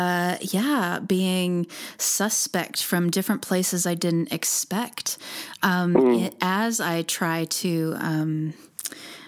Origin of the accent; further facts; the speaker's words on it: United States; I was born in the United States